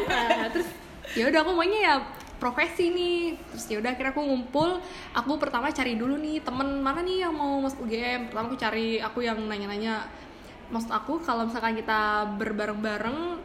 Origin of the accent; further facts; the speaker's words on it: Bekasi, West Java, Indonesia; aku dari Bekasi